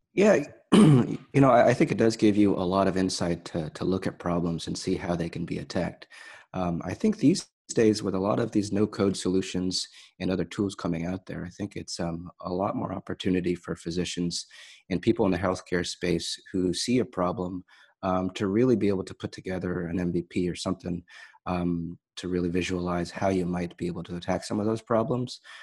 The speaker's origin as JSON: {"language": "English", "area": "Bay Area", "region": "California", "country": "United States", "tie": "born or raised there", "also_born_or_lived": "Saint Louis", "said": "I grew up in California, here in the Bay Area"}